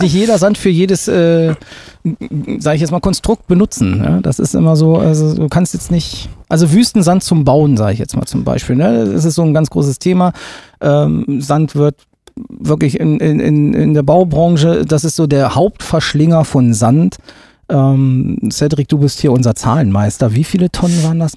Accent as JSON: {"language": "German", "town": "Gifhorn", "region": "Lower Saxony", "country": "Germany", "tie": "born or raised there", "said": "komme selber aus Gifhorn, bin gebürtiger Gifhorner"}